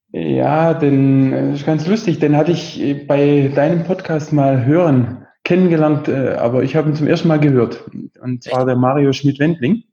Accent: Besigheim, Baden-Württemberg, Germany; ich komme aus der Nähe von Heilbronn, ganz mhm. genau aus Besigheim, da wohne ich jetzt gerade

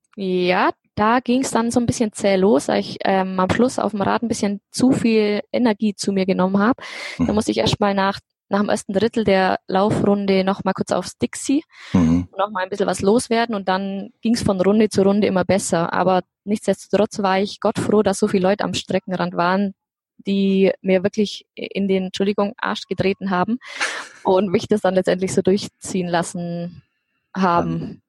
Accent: Allgäu, Bavaria, Germany; Ich komme aus dem Allgäu. In, ich wohne in Kempten, direkt in der Stadt.

